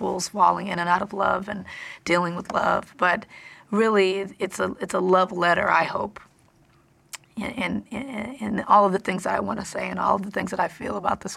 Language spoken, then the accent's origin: English; Compton, California, United States; I'm from Compton